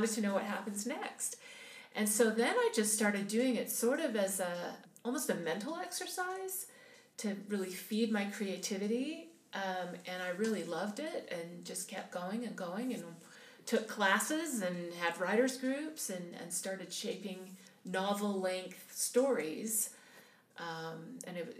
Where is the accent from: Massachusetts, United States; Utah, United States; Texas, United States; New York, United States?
Utah, United States; Salt Lake City; I grew up in Salt Lake City, Utah, at the foot of Mount Olympus